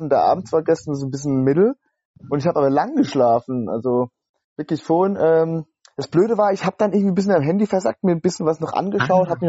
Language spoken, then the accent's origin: German; Rhineland-Palatinate, Germany; now in Leipzig, Germany; Wir sitzen hier nämlich beide in, im wunderschönen Leipzig äh, ich bin als Pfälzer zugezogen für mein Studium und habe mich in diese Stadt verliebt